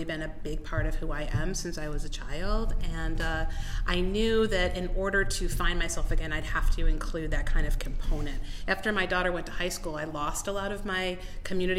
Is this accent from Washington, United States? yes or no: no; Euclid, Ohio, United States; moved away as an adult; I grew up in Euclid. That's my hometown